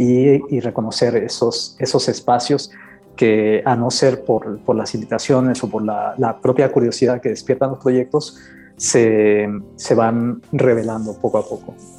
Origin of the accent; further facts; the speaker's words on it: Campeche, Mexico; moved away; soy originario de Campeche